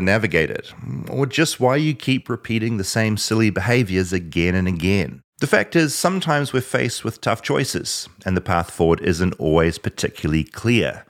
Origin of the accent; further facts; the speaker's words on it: New Zealand; moved away as an adult; now in United States; When I was growing up in New Zealand